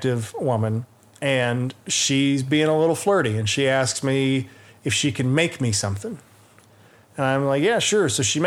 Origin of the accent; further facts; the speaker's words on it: Atlanta, Georgia, United States; I'm from Atlanta.